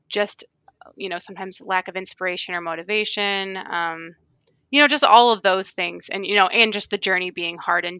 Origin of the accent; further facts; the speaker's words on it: Michigan, United States; I'm from Michigan, so we have a lot of lakes and rivers.